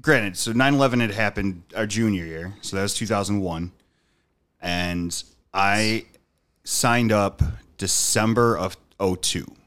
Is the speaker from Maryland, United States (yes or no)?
no; Dunkirk, New York, United States; born or raised there